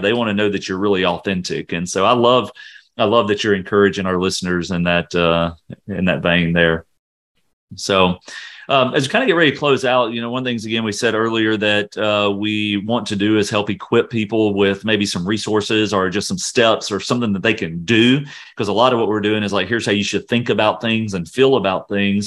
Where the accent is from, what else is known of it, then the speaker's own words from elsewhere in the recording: Louisiana, United States; moved away; I'm originally from Louisiana